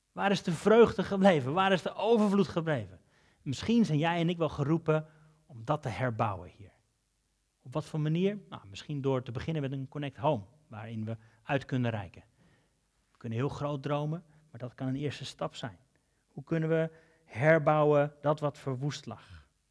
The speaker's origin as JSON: {"language": "Dutch", "country": "Netherlands", "said": "Zijn we Hollanders"}